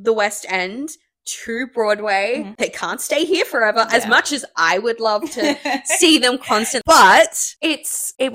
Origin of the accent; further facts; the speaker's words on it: Australia; moved away; an Aussie